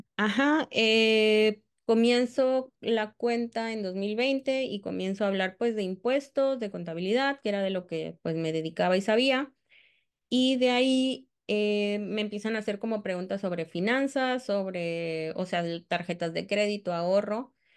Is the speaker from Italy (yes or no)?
no; Cancún, Quintana Roo, Mexico; also born or lived in Tamaulipas; Yo soy de Cancún y no estoy como muy, muy segura. Bueno, más bien llevo 30 años en Cancún, entonces pues soy prácticamente de Cancún